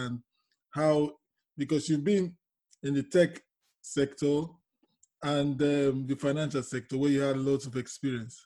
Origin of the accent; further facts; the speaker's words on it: Nigeria; now in England; I am from Nigeria